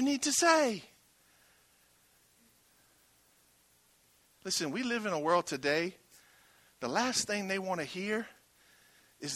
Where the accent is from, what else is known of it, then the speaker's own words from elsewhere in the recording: Franklin, Louisiana, United States; I was raised in Franklin, Louisiana.